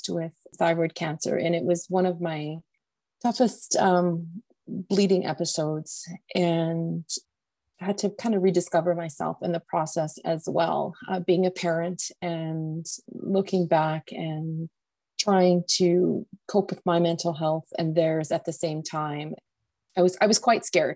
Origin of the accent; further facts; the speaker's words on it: Calgary, Alberta, Canada; I come from Calgary, Alberta, Canada